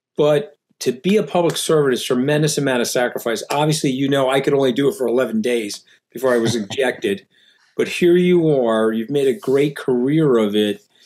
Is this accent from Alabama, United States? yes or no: no; New York, United States; I'm a New Yorker.